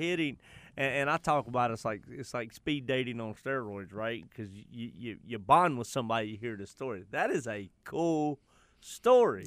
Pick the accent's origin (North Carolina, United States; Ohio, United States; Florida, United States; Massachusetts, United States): North Carolina, United States; Charlotte; I'm from the West Side.